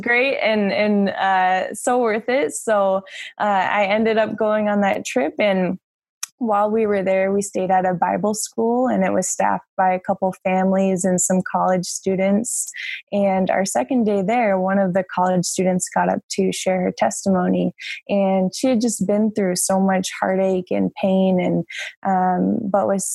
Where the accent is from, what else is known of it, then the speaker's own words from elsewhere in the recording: Tampa, Florida, United States; now in Minnesota, United States; I grew up in Tampa, Florida.